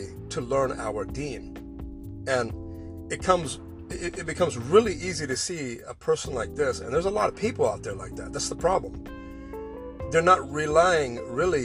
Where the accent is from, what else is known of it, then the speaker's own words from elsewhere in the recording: Pacific Northwest, United States; also born or lived in Southern California; we all packed up and went to the Pacific Northwest, where she remarried 4 years later, and actually grew up on a farm